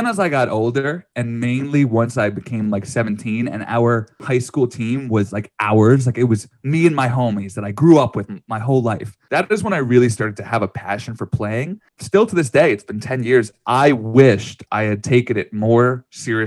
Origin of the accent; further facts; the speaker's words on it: New York, United States; growing up around New York in the late 90s